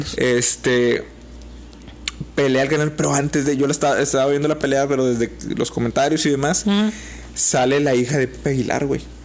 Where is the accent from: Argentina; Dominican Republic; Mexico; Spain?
Mexico; como mexicanos